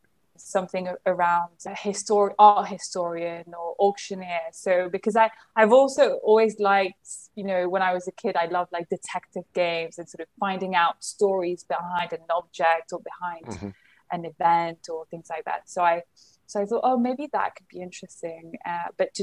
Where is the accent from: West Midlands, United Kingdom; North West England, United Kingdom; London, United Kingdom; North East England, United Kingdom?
London, United Kingdom; moved away as an adult; also born or lived in Paris, France; now in Nigeria; I was born in London, raised in a French family, French environment